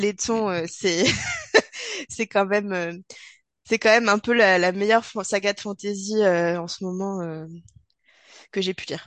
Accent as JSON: {"language": "French", "region": "the Alps", "country": "France", "tie": "born or raised there", "said": "nous sommes originaires des Alpes et a priori, ça s'entend"}